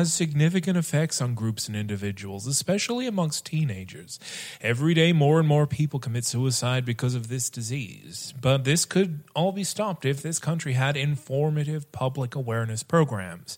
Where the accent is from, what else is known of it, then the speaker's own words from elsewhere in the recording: Bundaberg, Queensland, Australia; where I grew up in Bundaberg, there was parks dedicated to feeding rainbow lorikeets